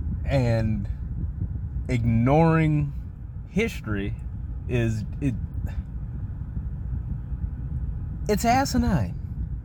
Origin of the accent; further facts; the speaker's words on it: Mississippi, United States; moved away; I was born in Mississippi. I spent my elementary school years in the fine education system of the state of Mississippi.